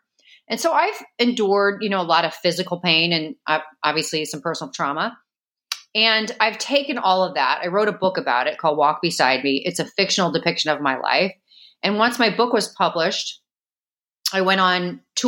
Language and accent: English; St. Louis, Missouri, United States; moved away; also born or lived in Chicago, Illinois; I grew up in St. Louis, Missouri. I was actually born in Chicago originally, and I lived there till I was six